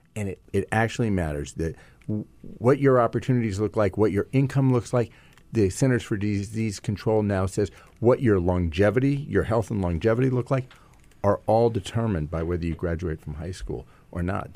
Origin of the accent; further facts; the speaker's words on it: Silicon Valley, California, United States; I come from Silicon Valley